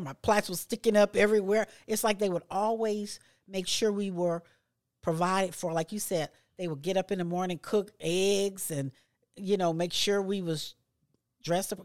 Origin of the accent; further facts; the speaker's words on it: Louisiana, United States; I grew up in Louisiana